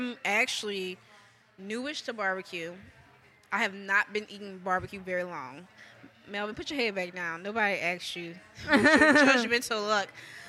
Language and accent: English; New Orleans, Louisiana, United States; moved away; I'm from New Orleans